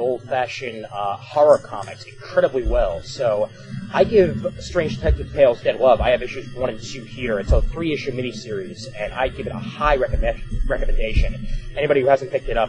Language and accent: English; Williamsburg, United States; That's in my hometown